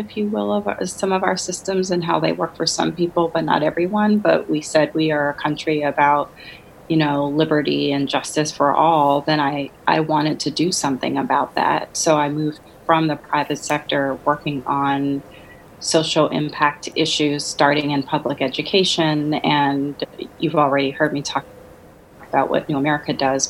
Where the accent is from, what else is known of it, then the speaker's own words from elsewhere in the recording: New Orleans, Louisiana, United States; moved away as an adult; also born or lived in Washington, D.C. / Chicago; I grew up in New Orleans, Louisiana, where there's a heavy, heavy concentration of Catholics